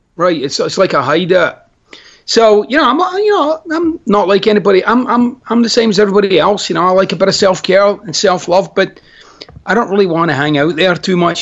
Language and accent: English; Glasgow, Scotland, United Kingdom; moved away; I'm Scottish.